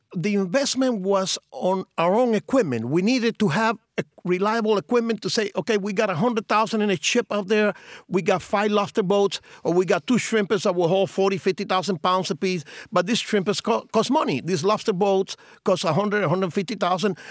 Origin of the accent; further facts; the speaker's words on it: Cienfuegos, Cuba; now in Miami, United States; in my hometown of Cienfuegos